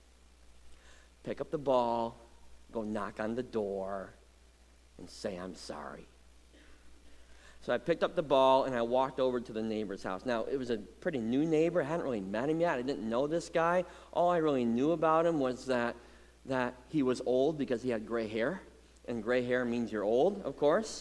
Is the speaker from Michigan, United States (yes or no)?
yes; Muskegon, Michigan, United States; Growing up in Muskegon, our driveway was the hangout place for the whole neighborhood